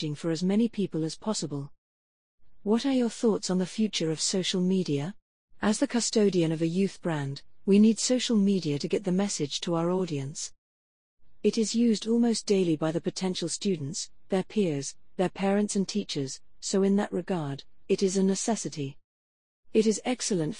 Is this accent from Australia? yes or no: no; Ireland; I am Irish